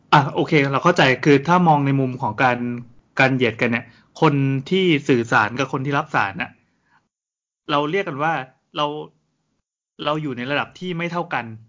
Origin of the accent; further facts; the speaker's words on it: Thailand; เราเป็นคนไทย